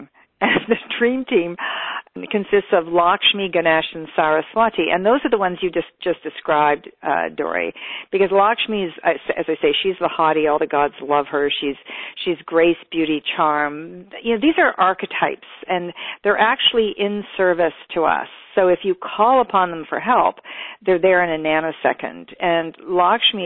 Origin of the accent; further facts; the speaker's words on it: California, United States; I am from California